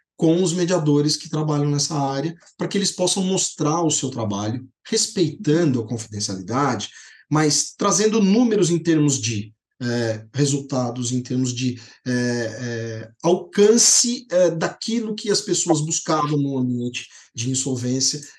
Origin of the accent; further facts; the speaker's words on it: Poços de Caldas, Minas Gerais, Brazil; lá em Posto de Caldas, que é a minha terra